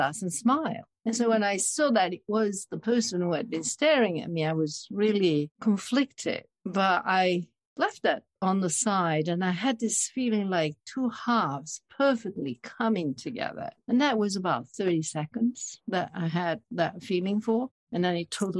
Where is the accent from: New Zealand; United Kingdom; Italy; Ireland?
Italy; Milan, Lombardy; English is a second language; now in Bridgeport, United States; I was born and raised in Milan, Italy